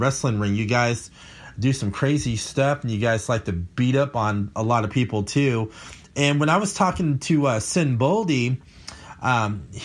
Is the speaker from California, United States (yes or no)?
yes; Bakersfield, California, United States; my hometown I grew up as well